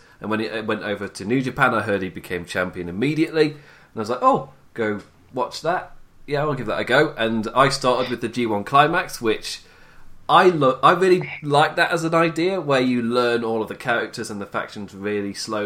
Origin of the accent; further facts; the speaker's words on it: England, United Kingdom; I am English.